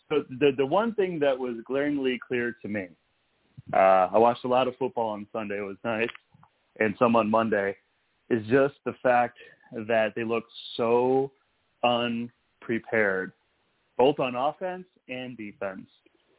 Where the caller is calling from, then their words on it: Tomball, Texas, United States; I'm calling you from Tomball, Texas.